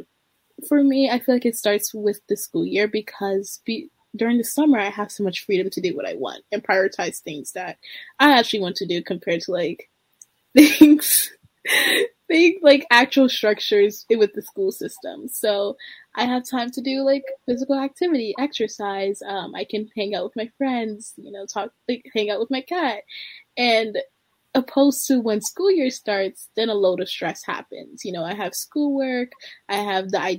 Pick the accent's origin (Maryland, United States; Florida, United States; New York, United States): Maryland, United States; Baltimore; I am from Baltimore, Maryland, and I am a senior in high school